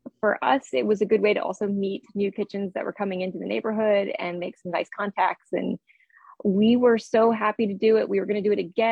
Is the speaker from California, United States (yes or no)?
yes; San Francisco, California, United States; now in Washington, D.C., United States; I grew up in San Francisco